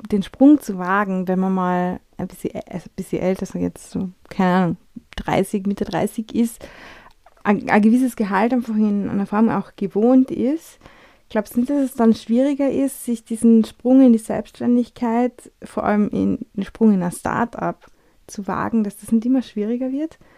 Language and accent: German; Austria; wie wir sind äh, Österreicher, wir Europäer, wir ticken ein bisschen anders